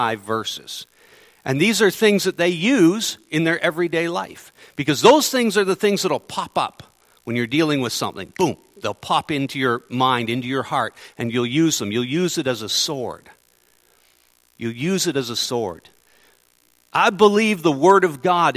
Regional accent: Ontario, Canada; moved away as an adult; now in Manitoba, Canada; I'm from Ontario. I've only been in Manitoba since March

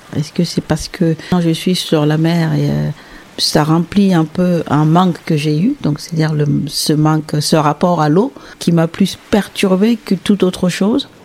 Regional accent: Sahel, Burkina Faso; now in Porquerolles, France; je suis née au Sahel, donc en Burkina Faso

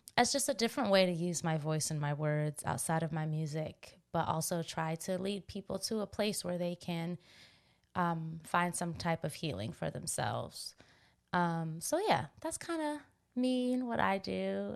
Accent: Washington, District of Columbia, United States; I'm from Washington, D C

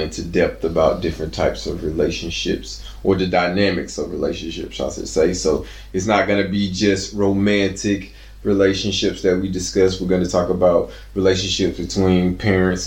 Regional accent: Atlanta, Georgia, United States; moved away as an adult; also born or lived in Columbia, Mississippi; now in Stockholm, Sweden; as a kid, we moved to Atlanta, Georgia. And Atlanta is where that's where I come from. I was raised there.

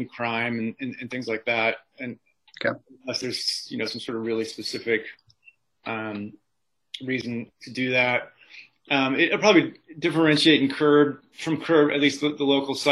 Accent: Midwest, United States; moved away as an adult; now in Atlanta, United States; I grew up in the Midwest in kind of a good, wholesome, but let's be honest, decaying Rust Belt city

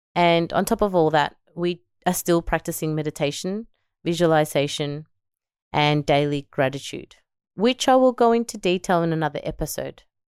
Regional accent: Melbourne, Victoria, Australia; born or raised there; also born or lived in El Salvador

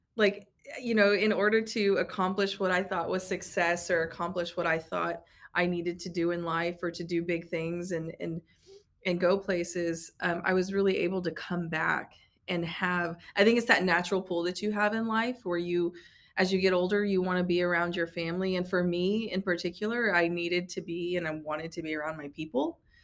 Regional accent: Tulsa, Oklahoma, United States; moved away as an adult; also born or lived in New Hampshire / New York / California / Washington; I grew up in the Tulsa area, um, you know, born and raised

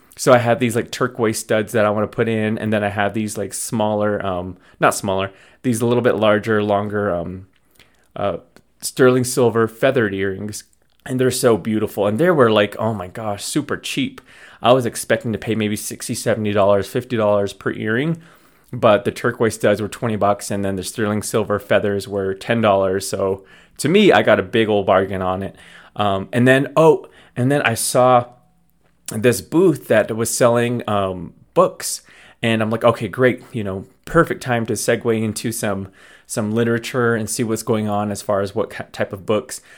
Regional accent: Navajo Nation, United States; Navajo in general, that we're, we're an Athaca, Athabascan nomad tribe

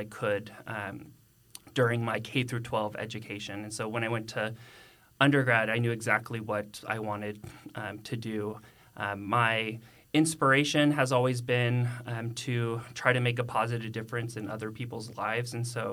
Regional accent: Carrollton, Texas, United States; also born or lived in Austin, Texas; I'm actually a native of North Texas, and so I grew up in Carrollton.

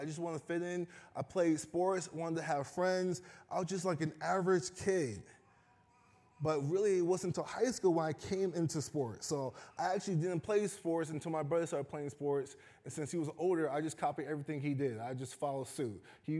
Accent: Chicago, Illinois, United States; So once again, I'm originally from Chicago. I've been out here for 4 years. So I love deep dish pizza. I love the Chicago Bears.

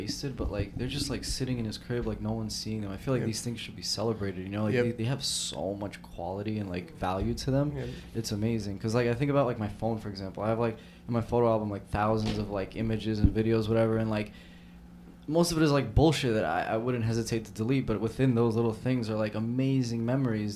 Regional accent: New York City, New York, United States; me growing up in South Brooklyn

